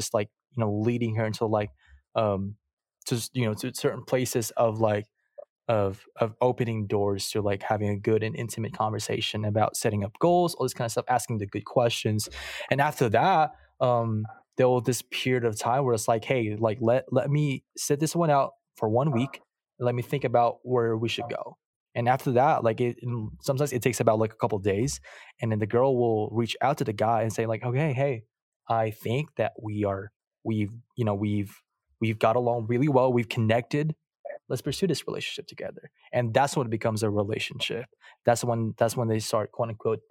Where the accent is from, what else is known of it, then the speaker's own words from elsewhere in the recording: Philippines; moved away; I'm from the Philippines. I was born and raised there